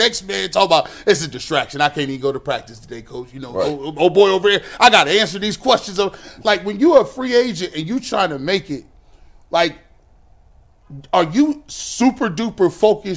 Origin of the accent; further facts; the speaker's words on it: Kent, Ohio, United States; I'm from Kent. I'm from the suburbs.